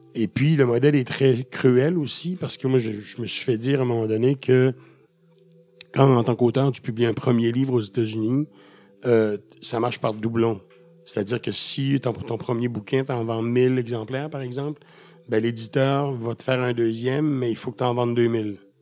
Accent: Quebec, Canada; chez nous, au Québec

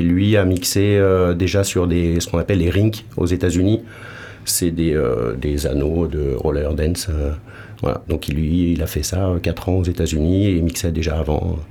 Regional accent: Paris region, Île-de-France, France; moved away; also born or lived in Lyon / Toulouse; De région parisienne aussi

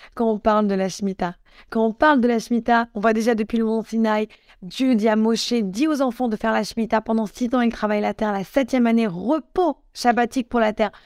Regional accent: Morocco; je suis marocaine

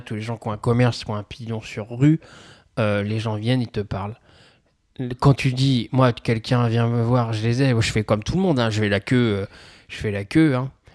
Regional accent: Pithiviers, Centre-Val de Loire, France; j'ai grandi à Pithiviers, moi encore, donc on n'est pas, on n'est pas tout à fait à côté de Paris

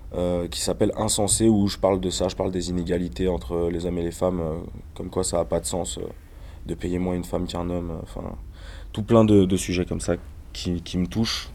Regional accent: Ain, Auvergne-Rhône-Alpes, France; Je viens de la campagne, je viens de l'Ain.

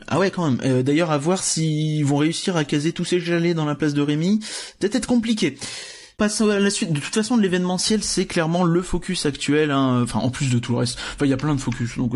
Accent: Hauts-de-France, France; on vient du Nord

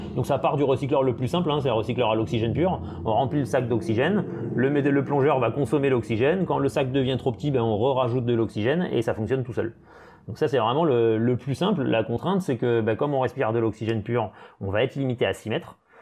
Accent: French Polynesia; moved away; also born or lived in Brest / Perpignan; j'ai passé toute mon enfance en Polynésie, j'ai fait toute ma scolarité en Polynésie

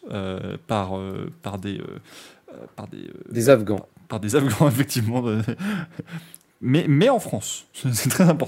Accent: Belgium; je suis belge.

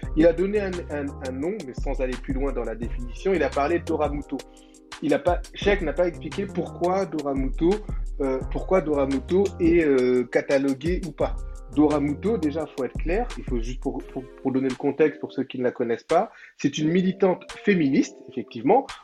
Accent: Senegal; en tant que Sénégalais

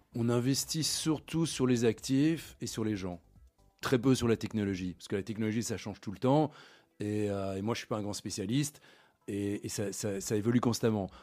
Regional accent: Brussels, Brussels-Capital Region, Belgium; moved away as an adult; also born or lived in London / Hong Kong; je suis né à Bruxelles, j'ai grandi à Bruxelles, j'ai étudié à Bruxelles aussi

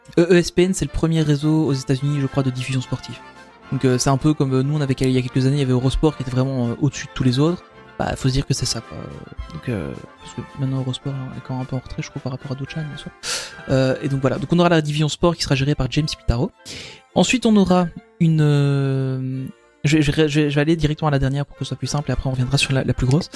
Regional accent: Belgium; chez nous en Belgique

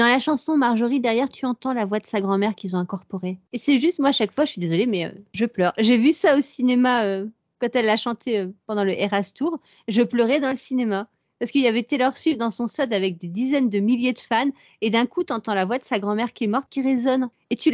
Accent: France; quand on est française

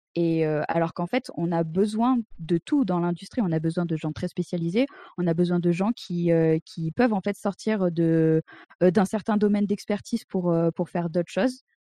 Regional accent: Drôme, near Montélimar, Auvergne-Rhône-Alpes, France; moved away as an adult; now in Berlin, Germany; je viens de la Drôme profonde, un petit patelin à côté de Montélimar.

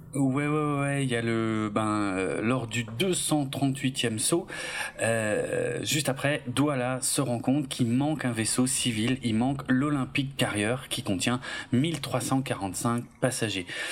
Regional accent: Alsace, Grand Est, France; je suis alsacien

